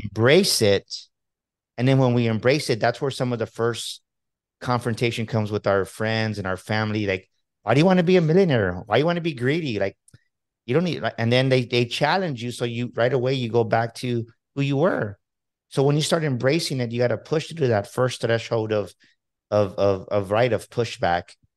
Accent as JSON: {"language": "English", "region": "Texas", "country": "United States", "said": "I'm from Texas"}